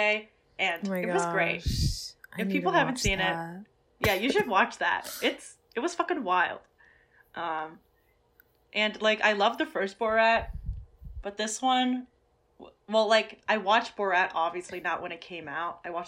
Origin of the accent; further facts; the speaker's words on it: Michigan, United States; I'm from Michigan